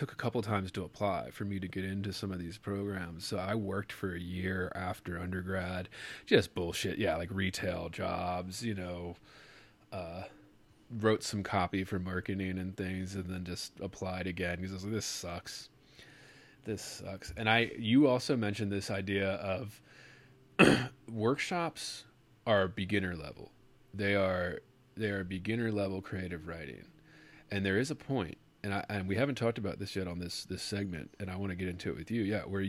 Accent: Baltimore, Maryland, United States; I grew up in there on that area. I grew up in Maryland, Baltimore, Maryland

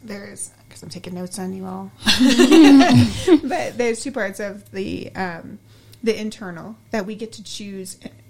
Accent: United States; As soon as they hear me talk, right, they hear my accent, they know. Yeah, I'm a Mzungu, I'm an American.

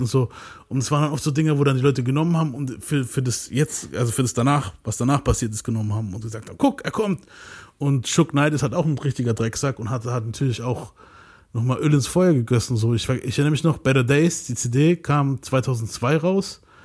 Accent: near Mannheim, Baden-Württemberg, Germany; ich bin hier aus ganz in der Nähe von Mannheim

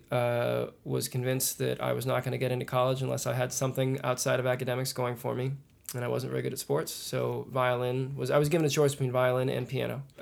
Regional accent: Kansas City, Missouri, United States; And I'm from Kansas City. … I play mandolin and violin.

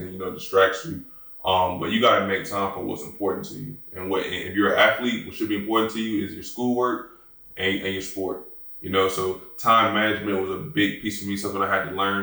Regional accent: Newport News, Virginia, United States; I'm originally from Newport News, Virginia

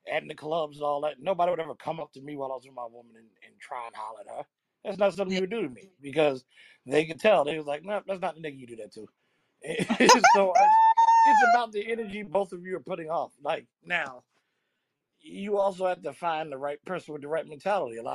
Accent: Chicago, Illinois, United States; I need a nigga that might get me shot or killed, like I'm from Chicago.

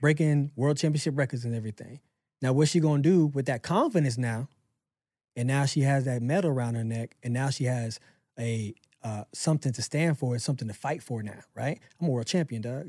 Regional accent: Pensacola, Florida, United States; moved away; I moved back to my hometown, Pensacola

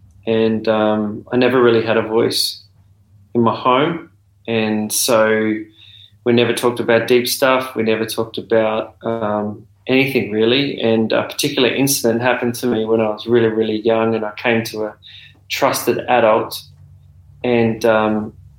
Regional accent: Adelaide, South Australia, Australia; moved away as an adult; also born or lived in Darwin; now in Melbourne, Australia; I was born in Darwin and came to Adelaide when I was about 2 years old, and then grew up in Adelaide and then moved to Melbourne when I was 35 years old.

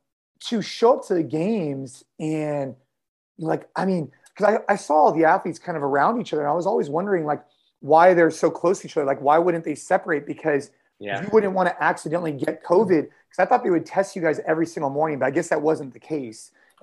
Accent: United States; being an American

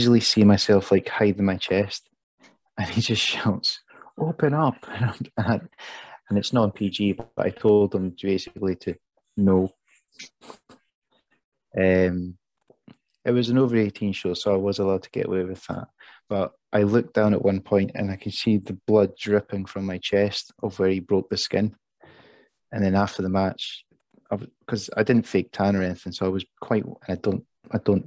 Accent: Perth, Scotland, United Kingdom; it's Perth, it's my hometown

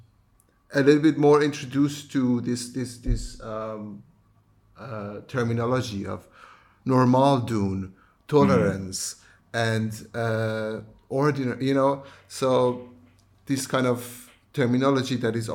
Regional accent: Iran; moved away as an adult; now in Netherlands; I come from Iran, where it's a country that everybody has an opinion about everything

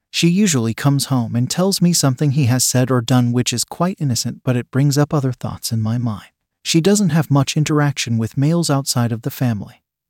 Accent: Pakistan; moved away as an adult; now in United Kingdom; We had an arrangement back in my home country of Pakistan, and she moved to the UK to live with me after a few months of waiting for her visa. We are from a small village in Pakistan

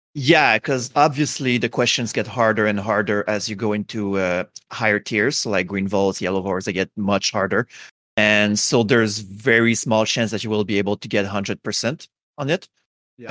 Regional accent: Quebec, Canada; English is a second language; I am from uh, Canada, uh, and more specifically, I'm from Quebec. So we're like the French people uh, from Canada. So yeah, I have a heavy accent

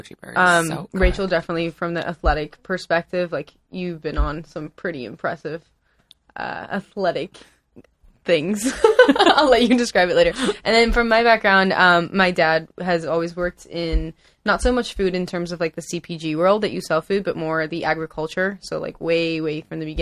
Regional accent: Colombia; I'm from Colombia, so I speak Spanish.

